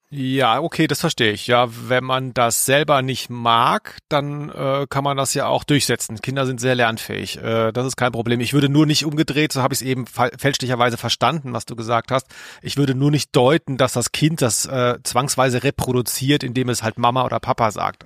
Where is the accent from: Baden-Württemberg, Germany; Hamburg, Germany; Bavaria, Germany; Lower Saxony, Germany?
Baden-Württemberg, Germany; near Stuttgart; moved away; als ich da groß wurde, in der Nähe von Stuttgart, war das damals ein Dorf.